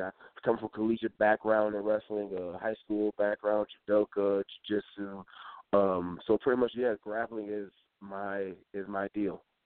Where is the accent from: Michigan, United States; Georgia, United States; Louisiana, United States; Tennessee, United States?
Michigan, United States; Detroit; also born or lived in Elyria, Ohio; moved up to uh, Detroit, Michigan, where I'm home. Well, that's my hometown